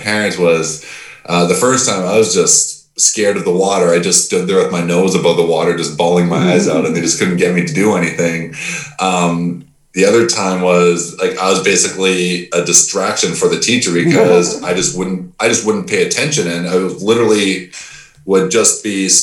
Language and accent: English; Mission, British Columbia, Canada; the same place that I'm coming from